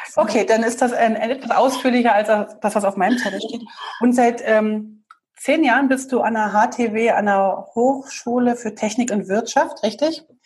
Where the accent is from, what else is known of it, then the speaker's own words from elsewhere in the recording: Berlin, Germany; wir sind beide aus Berlin.